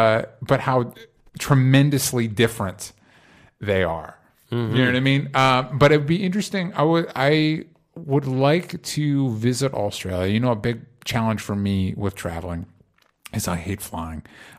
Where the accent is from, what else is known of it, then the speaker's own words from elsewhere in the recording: Florida, United States; I grew up in Florida, and I took a road trip out here